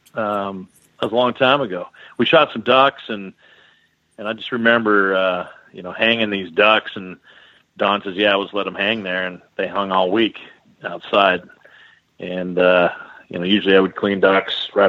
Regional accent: Richland, Washington, United States; moved away as an adult; also born or lived in Kelowna, British Columbia, Canada / Edmonton, Alberta, Canada; now in Canada; I grew up in Richland, Washington, kind of eastern Washington

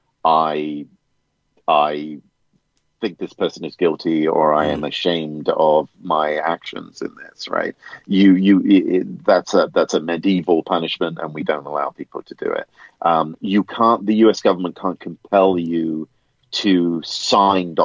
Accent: United Kingdom; I'm a Brit

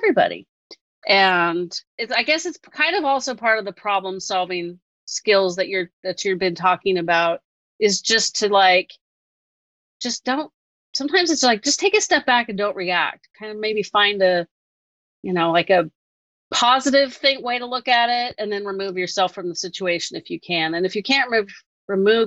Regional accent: Northern California, United States; I'm from Northern California and I'm not that far from Berkeley

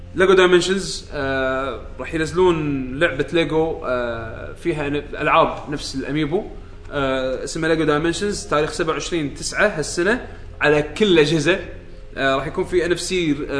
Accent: Kuwait; عندنا بالكويت

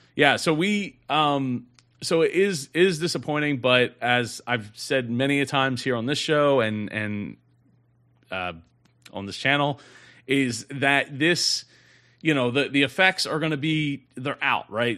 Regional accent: New Jersey, United States; my home state, New Jersey

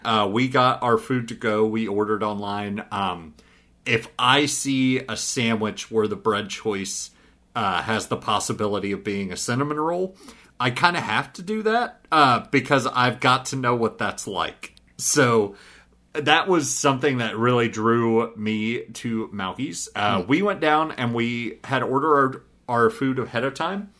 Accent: Southeast Missouri, United States; I grew up in Southeast Missouri

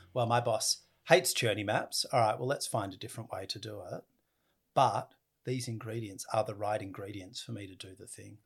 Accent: Australia; I come from Australia and we have the uh, oldest continuous culture in the world

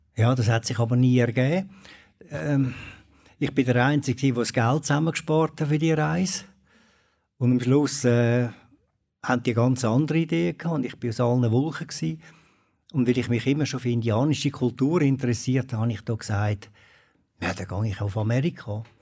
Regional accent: Switzerland; also born or lived in Habsburg, Aargau; Mit diesen Bergen, das ist einfach äh, meine Heimat

